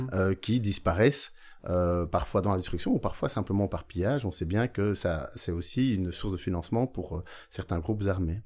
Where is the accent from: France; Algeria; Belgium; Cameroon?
Belgium; Beauvechain, Wallonia; chez nous à Beauvechain